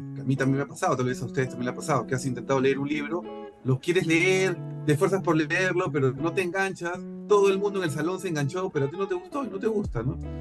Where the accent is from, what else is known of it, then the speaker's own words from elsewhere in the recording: Peru; yo tengo como peruano